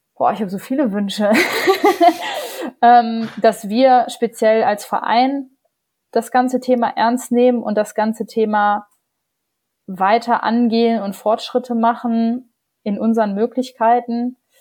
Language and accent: German; Germany; bei uns in Deutschland